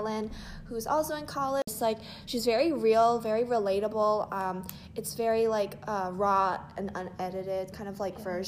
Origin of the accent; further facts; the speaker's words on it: Nashville, Tennessee, United States; I'm from Nashville, Tennessee.